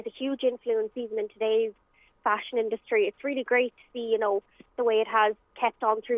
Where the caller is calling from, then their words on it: Galway, Connacht, Ireland; I'm dialing in just here from Galway.